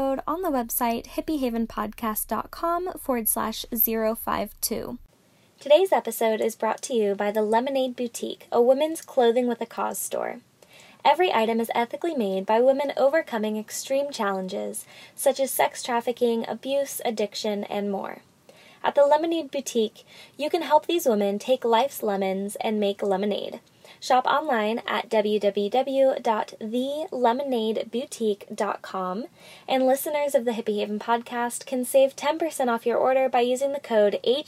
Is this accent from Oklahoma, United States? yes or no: no; Salem, Oregon, United States; my hometown of Salem, Oregon